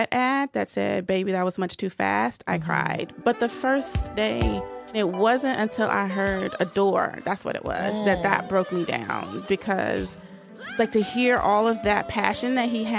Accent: the South, United States; I'm from the South. You have to be a good Christian girl

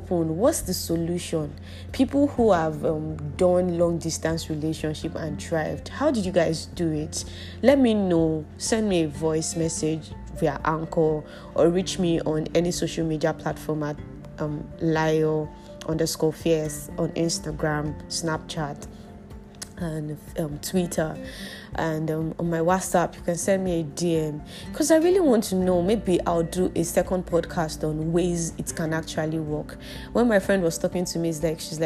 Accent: Nigeria; our country

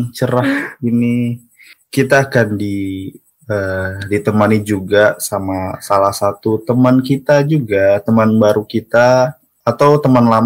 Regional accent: Jayapura, Papua, Indonesia; Sebenarnya kita ini sama-sama orang Jayapura

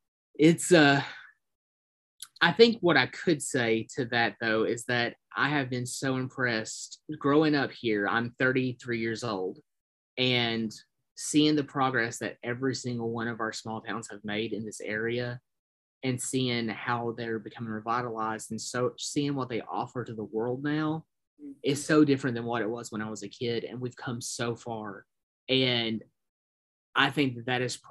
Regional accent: Harlan, Kentucky, United States; I was born and raised in Harlan

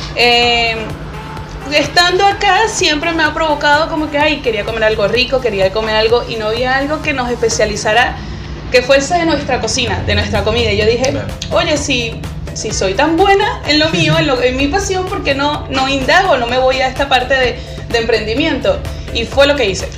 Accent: Margarita Island, Nueva Esparta, Venezuela; moved away as an adult; now in Chile; yo soy margariteña

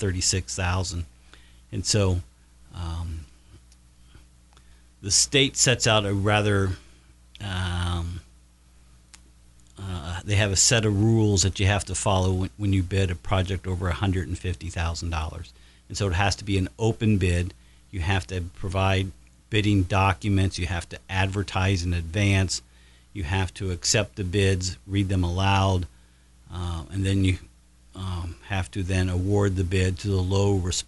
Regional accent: Batesville, Indiana, United States; when I was a youngster growing up in Batesville, back in the early 70s

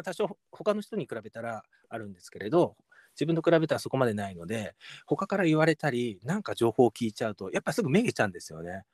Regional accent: Saitama, Japan; 自分はこの埼玉県のこのここで育ってここで生まれたんですよ

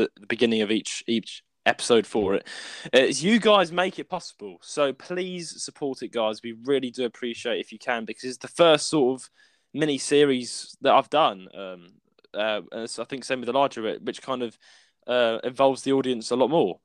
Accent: United Kingdom; we're British people.

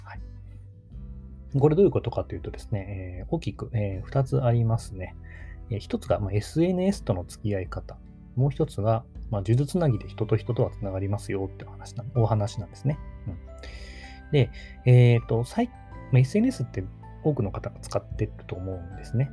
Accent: Takamatsu, Kagawa, Japan; moved away; also born or lived in Tokyo; 地元の香川県高松市を離れていました

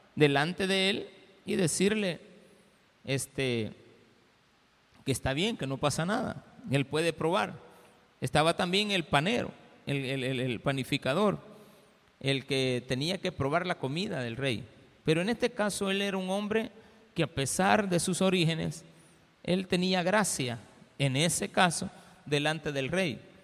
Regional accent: El Salvador

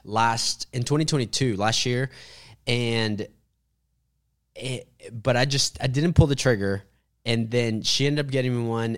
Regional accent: Sand Springs, Oklahoma, United States; I grew up in Sand Springs, which is like, you know, a town about twenty, thirty minutes away

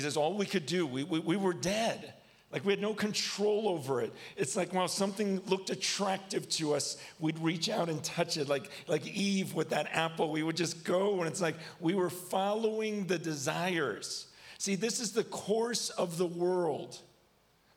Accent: United States; I'm from America. So I say, yeah, not yah.

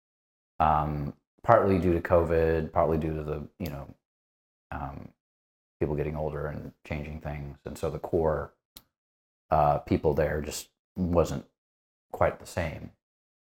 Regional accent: Northeast Indiana, United States; moved away as an adult; also born or lived in Chicago area, Illinois; now in Los Angeles, United States; I grew up in Northeast Indiana

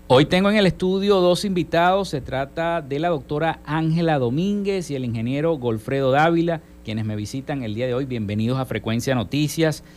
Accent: Zulia, Venezuela; estamos viviendo los zulianos

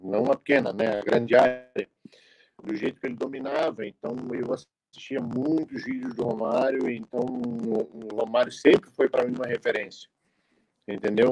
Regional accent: Florianópolis, Santa Catarina, Brazil; eu sou aqui de Florianópolis

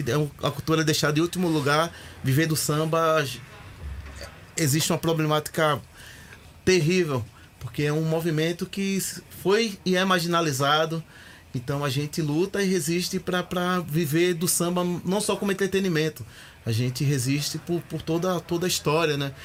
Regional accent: Recife, Pernambuco, Brazil; moved away as an adult; also born or lived in Sorocaba; now in São Paulo, Brazil; Sou de Recife, Pernambuco, de um bairro chamado San Martim, é onde eu cresci

